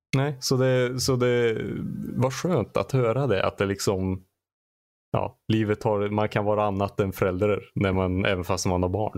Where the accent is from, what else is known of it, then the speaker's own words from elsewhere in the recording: Arvika, Värmland, Sweden; i Arvika där jag kommer ifrån